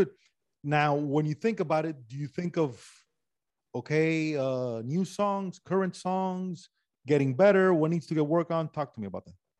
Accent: Miami, Florida, United States; moved away as an adult; also born or lived in Los Angeles; I'm Cuban from Miami

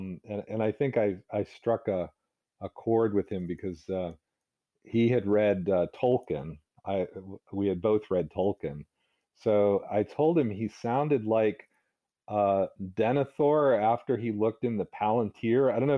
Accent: the South, United States; because I remember my friends, some of them were racist, you know, because I was growing up in the South.

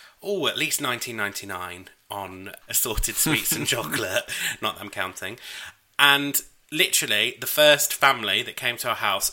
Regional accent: York, Yorkshire and the Humber, United Kingdom; I'm from York

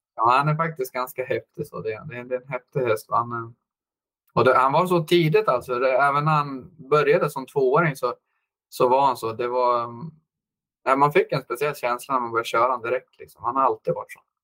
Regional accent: Eskilstuna, Södermanland, Sweden; moved away; also born or lived in United States; jag är uppvuxen i Eskilstuna där faktiskt född.

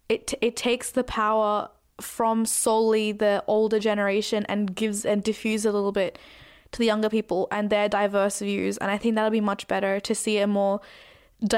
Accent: Australia

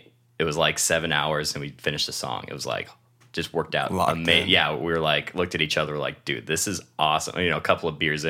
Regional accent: Shelton, Washington, United States; now in San Diego, United States; And I'm originally from Shelton, Washington, and came down here for college for kind of a fresh start.

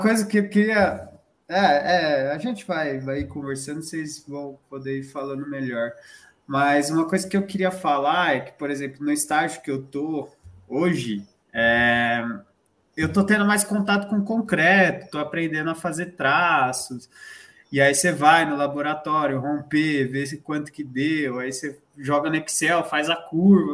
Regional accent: São Paulo, Brazil; a gente é de São Paulo

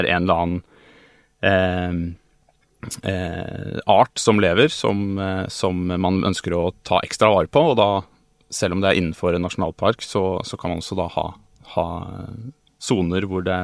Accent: Oslo, Norway; Eh, jeg er jo fra Oslo

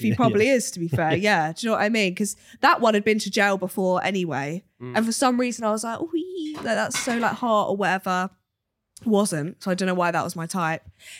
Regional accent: Cambridge, East of England, United Kingdom; now in Nottingham, United Kingdom

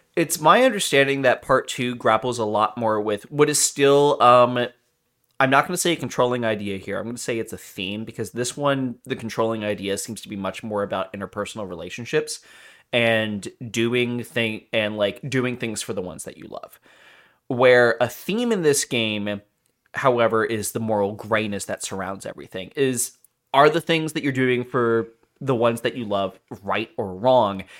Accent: Philadelphia, Pennsylvania, United States; we are from Philly

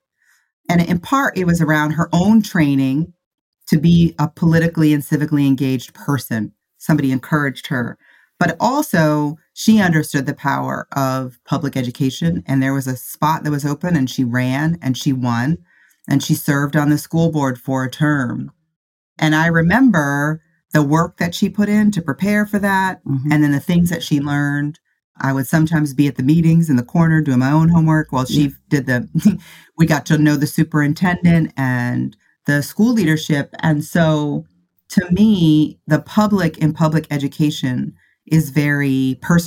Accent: Midwest, United States; I grew up in the Midwest in a small city, big town

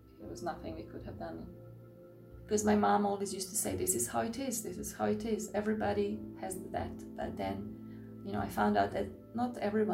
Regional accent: Croatia; I grew up in Croatia

